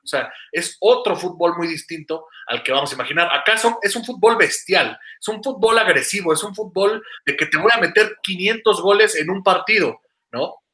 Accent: Mexico; soy mexicano

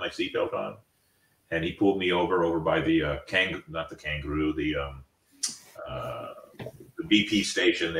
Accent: St. Augustine, Florida, United States; my hometown

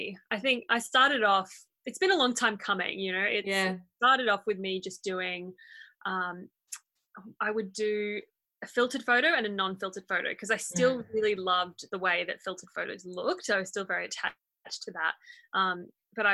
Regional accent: Port Moresby, National Capital District, Papua New Guinea; Yeah, that's right. I grew up in Port Moresby. I was born there.

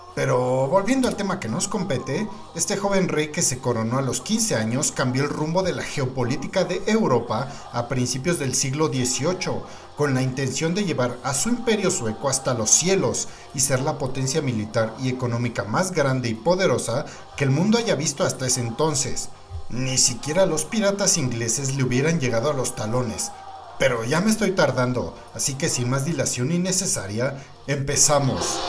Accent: Mexico; el vikingo mexicano

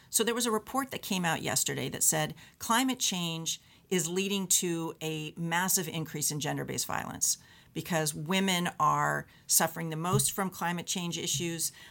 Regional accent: United States; now in Canada

